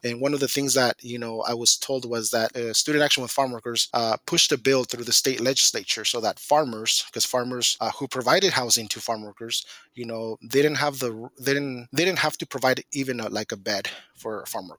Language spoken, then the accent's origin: English; Guanajuato, Mexico; also born or lived in Mountain Home, Idaho; now in Moscow, United States; I came from Mexico, um, from a small ranchito in Guanajuato. That's where I was born. That's where I grew up.